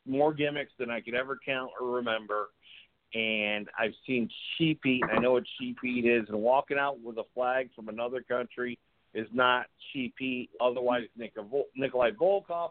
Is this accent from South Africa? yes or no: no; Canada; I'm from Canada